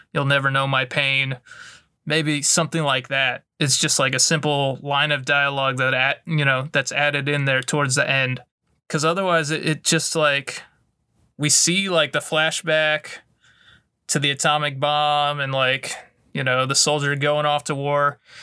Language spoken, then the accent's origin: English; the American South, United States; we grew up in the American South